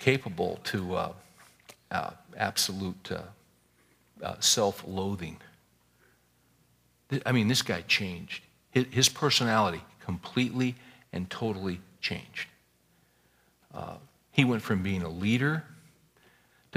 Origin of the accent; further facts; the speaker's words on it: Bakersfield, California, United States; where I was raised in California from Bakersfield